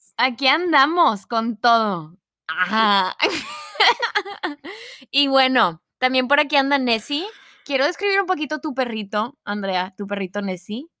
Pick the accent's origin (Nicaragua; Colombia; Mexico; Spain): Mexico; first language Spanish; Yo soy mexicana